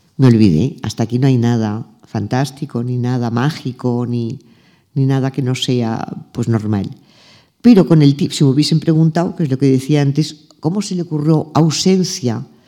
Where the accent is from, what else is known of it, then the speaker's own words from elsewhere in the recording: Arenys de Mar, Catalonia, Spain; Arenys de Mar, que es donde yo nací, nos llevaban las monjas de mi colegio